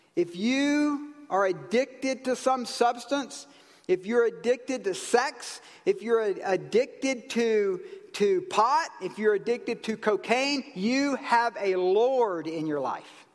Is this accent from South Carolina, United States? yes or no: yes; South Carolina, United States; in the South, where I grew up in South Carolina, near my granddaddy's ranch